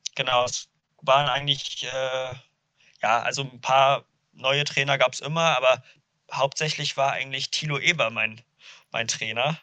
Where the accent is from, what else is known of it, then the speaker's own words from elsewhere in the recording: Duisburg, North Rhine-Westphalia, Germany; moved away as an adult; now in Kiel, Germany; ich bin in Duisburg aufgewachsen